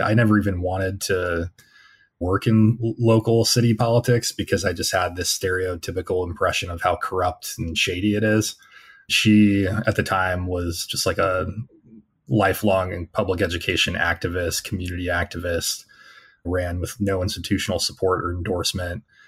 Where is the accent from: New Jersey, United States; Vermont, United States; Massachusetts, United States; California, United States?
California, United States; Temecula; moved away as an adult; now in Pennsylvania, United States; I grew up in a rather conservative suburb, Temecula, California